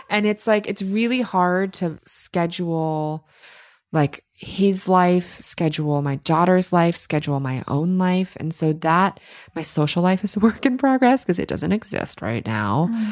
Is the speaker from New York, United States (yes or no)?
yes; New York City, New York, United States; growing up in New York City, everything's go, go, go around you all the time